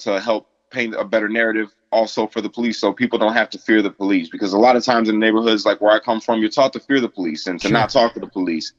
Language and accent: English; United States; I feel in my heart, I'm like the epitome of an American because I'm biracial.